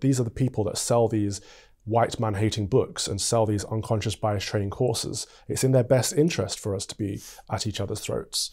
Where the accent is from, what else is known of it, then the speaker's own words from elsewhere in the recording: Mansfield, East Midlands, United Kingdom; moved away as an adult; now in London, United Kingdom; from Mansfield, Nottinghamshire